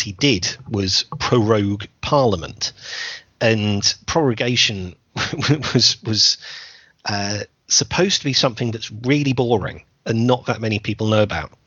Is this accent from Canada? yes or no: no; United Kingdom; here in the UK